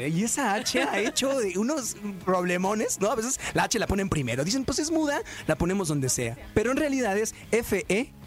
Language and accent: Spanish; Morelia, Michoacán, Mexico; now in Los Angeles, United States; Yo soy de Morelia, Michoacán, pero vivo en Los Ángeles